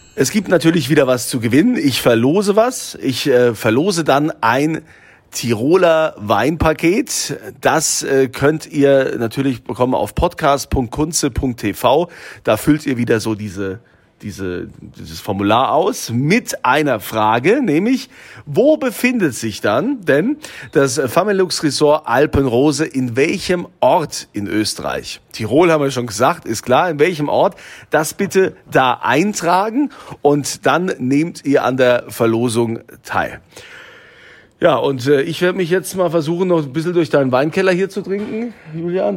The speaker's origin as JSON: {"language": "German", "country": "Germany", "said": "bei uns in Deutschland"}